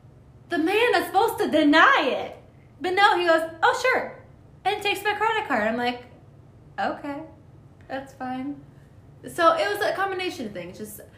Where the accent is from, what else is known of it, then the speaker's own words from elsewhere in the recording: Toledo, Ohio, United States; oh, I'm from Toledo.